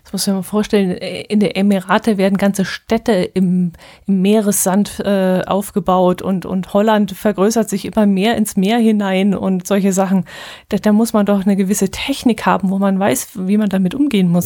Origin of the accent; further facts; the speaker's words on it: Allgäu, Germany; hier unten